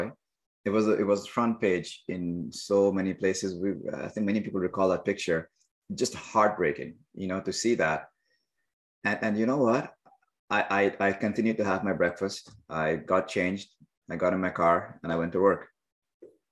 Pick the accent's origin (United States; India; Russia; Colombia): India; now in Montreal, Canada; I may identify as an Indian-born engineer, yoga teacher, family of three kids living in Montreal